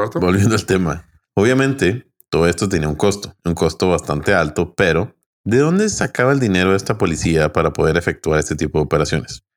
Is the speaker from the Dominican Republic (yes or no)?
no; Chihuahua, Mexico; los que somos de Chihuahua, pues de Chihuahua